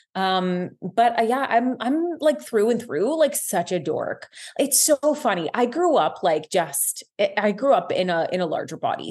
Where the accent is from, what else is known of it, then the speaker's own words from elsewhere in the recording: Guelph, Ontario, Canada; moved away as an adult; I am from Guelph, Ontario. I'm back in my hometown.